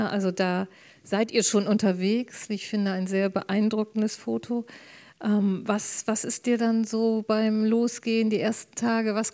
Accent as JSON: {"language": "German", "country": "Germany", "said": "äh, viele Norweger, ein paar Schweden, Dänen und äh, ich eben als, als Deutsche."}